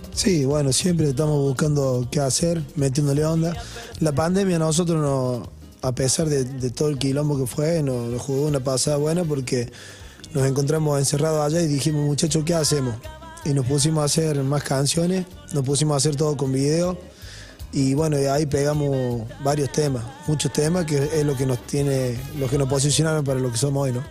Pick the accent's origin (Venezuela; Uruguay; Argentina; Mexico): Argentina; Villa Dolores, Córdoba; Somos de Villa Dolores, una ciudad chiquita de Córdoba, tras la sierra.